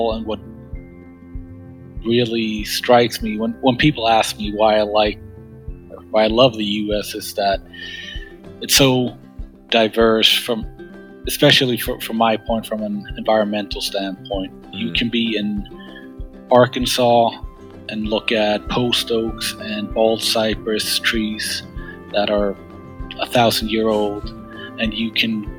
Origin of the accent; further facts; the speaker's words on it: Sweden; English is a second language; moved away as an adult; now in United States; I'm from Sweden originally